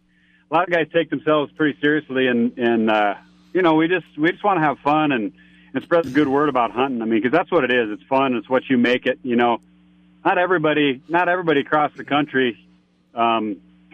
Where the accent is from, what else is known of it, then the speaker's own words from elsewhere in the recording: Spearfish, South Dakota, United States; now in Lindstrom, United States; I'm from Spearfish, South Dakota originally